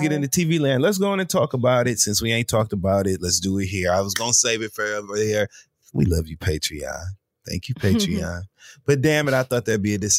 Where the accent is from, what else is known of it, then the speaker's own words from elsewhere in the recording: Flint, Michigan, United States; also born or lived in Detroit, Michigan; I'm from Flint. I lived in Detroit for many years